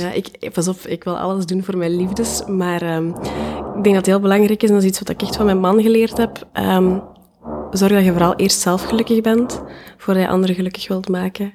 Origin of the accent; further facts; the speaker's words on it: Diest, Flanders, Belgium; moved away as an adult; now in Ghent, Belgium; Ik ben afkomstig uit Diest